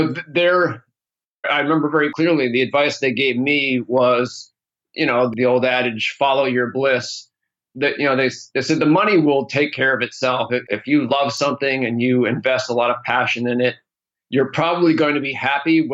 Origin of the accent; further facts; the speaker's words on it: East Coast, United States; moved away as an adult; now in California, United States; I grew up in the East Coast, but moved to California in 1995, a couple years out of college